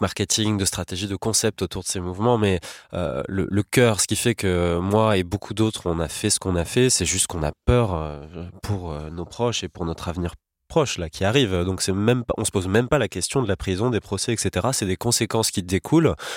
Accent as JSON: {"language": "French", "country": "France", "said": "chez nous en France"}